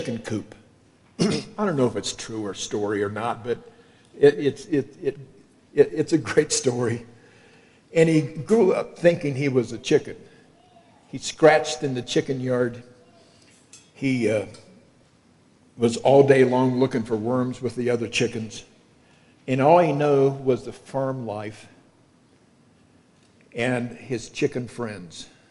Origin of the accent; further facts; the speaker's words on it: Kentucky, United States; accent: southern; moved away as an adult; also born or lived in Illinois; I'm from Kentucky